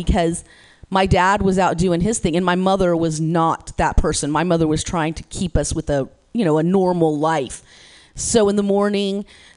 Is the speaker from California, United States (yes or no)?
yes; Modesto, California, United States; I'm from Modesto. I'm from 209 in the Central Valley here